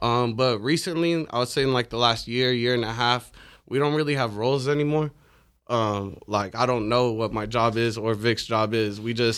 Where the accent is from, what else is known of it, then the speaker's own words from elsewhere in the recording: Libya; born there; My dad's from Sudan. My mom's from Palestine. I was born in Libya.